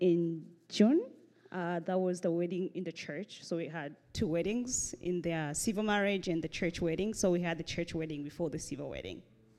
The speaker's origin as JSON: {"language": "English", "country": "Burundi", "tie": "born there", "said": "So I was born in Burundi"}